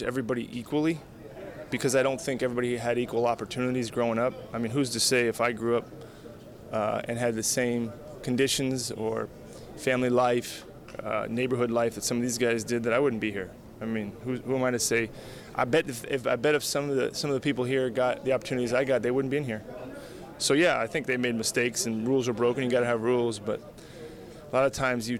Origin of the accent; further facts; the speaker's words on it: Alamo, California, United States; I grew up in Alamo, California